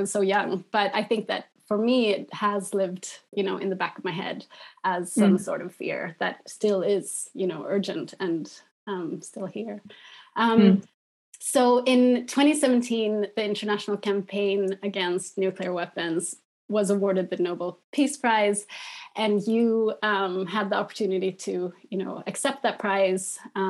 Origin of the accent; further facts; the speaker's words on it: Egypt; also born or lived in Pakistan / India; now in Sweden; But for me, I grew up actually in Egypt, Pakistan and India. And so I lived in Pakistan in the 90s